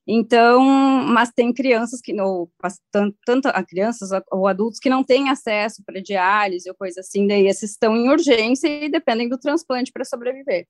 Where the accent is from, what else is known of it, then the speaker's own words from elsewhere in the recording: Horizontina, Rio Grande do Sul, Brazil; moved away as an adult; now in Porto Alegre, Brazil; Realmente aqui de Porto Alegre, sou gaúcha de Horizontina, bem do interior do estado. É, vim para cá para fazer medicina e acabei ficando